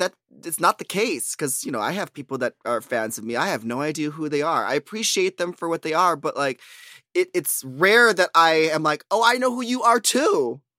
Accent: Bronx, New York, United States; Because I'm from the Bronx. I'm from the boogie down Bronx.

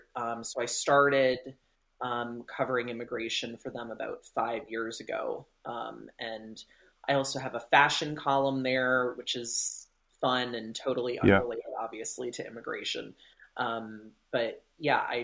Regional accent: Deep South, United States; I'm from the Deep South, so it's, you know, it's, conservatism is just kind of like in the water here.

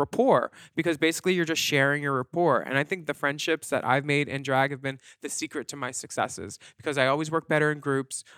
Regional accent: Pennsylvania, United States; we're both from Pennsylvania

